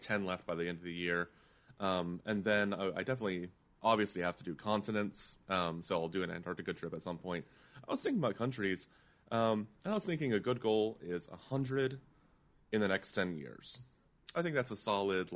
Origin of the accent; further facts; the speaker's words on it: East Coast, United States; I grew up on the East Coast mostly